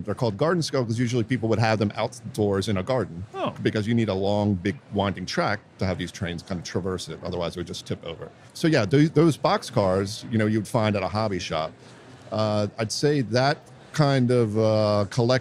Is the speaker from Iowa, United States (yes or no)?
no; Washington, District of Columbia, United States; also born or lived in Baltimore, Maryland; now in Los Angeles, United States; I'm originally from Washington, D.C. I live now in Los Angeles